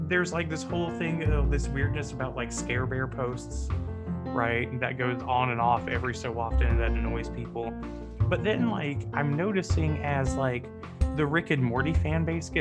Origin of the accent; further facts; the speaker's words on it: the South, United States; I'm from the South